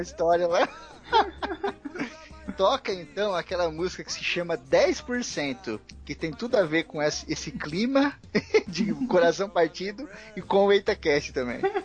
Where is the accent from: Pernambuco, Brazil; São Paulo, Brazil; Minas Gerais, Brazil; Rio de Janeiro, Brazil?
São Paulo, Brazil; Osasco; Eu sou daqui de São Paulo e muitos amigos meus são daqui também. Eu cresci em Osasco